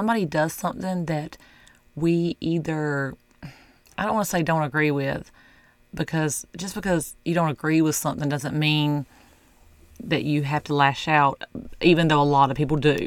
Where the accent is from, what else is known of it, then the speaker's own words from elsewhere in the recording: the South, United States; I'm from the South